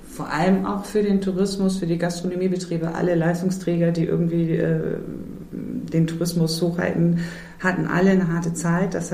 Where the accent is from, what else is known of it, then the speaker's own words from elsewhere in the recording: St. Michel, Lower Saxony, Germany; Ich komme persönlich aus St. Michel, da gibt es auch immer einen kleinen Weihnachtsmarkt.